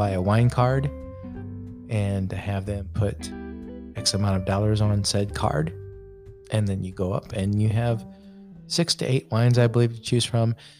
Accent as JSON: {"language": "English", "town": "Goshen", "region": "Indiana", "country": "United States", "tie": "born or raised there", "said": "I grew up in Goshen, Indiana"}